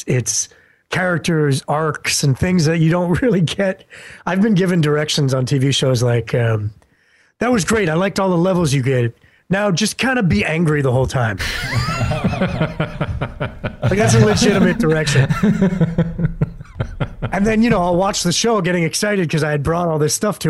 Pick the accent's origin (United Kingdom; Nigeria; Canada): Canada